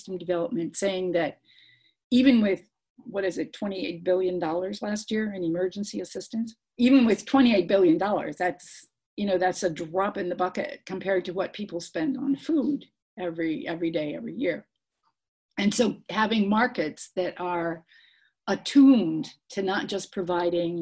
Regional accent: United States; as an American

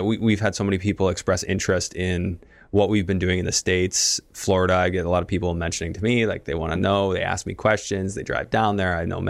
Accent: Canada; Like, no, as a Canadian, you don't want to.

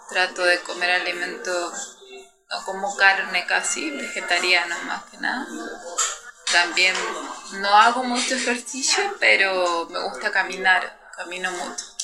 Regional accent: Santiago, Santiago Metropolitan Region, Chile; Yo vengo de Santiago de Chile. Es el último país del mundo y mi ciudad está en el centro de Chile. Es una ciudad muy bonita, Chile entero es lindo. una ciudad moderna

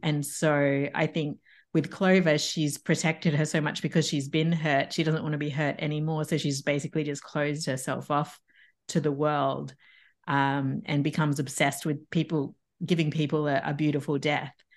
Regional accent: Tasmania, Australia; moved away as an adult; also born or lived in Brisbane, Australia / Paris, France; I'm from Tasmania, but I went to uni in Brisbane

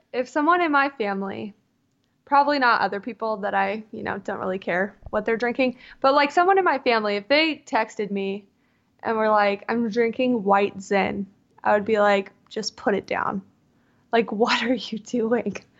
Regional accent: Southern California, United States; moved away as an adult; also born or lived in Mississippi; now in Seattle, United States; I was born and raised in Southern California, like, damn near in Tijuana.

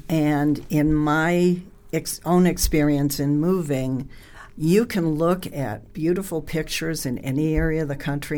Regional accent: Northeast, United States; moved away; I grew up in the Northeast.

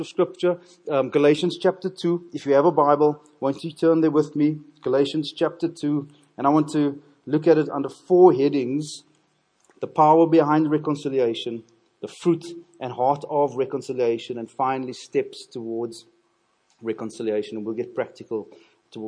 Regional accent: Cape Town, Western Cape, South Africa; I'm from Cape Town, thoroughly Cape Townian

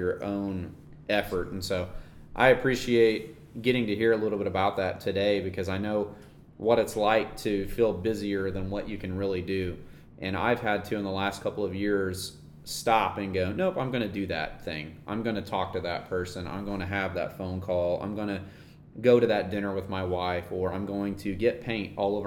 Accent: Norman, Oklahoma, United States; I'm from Norman

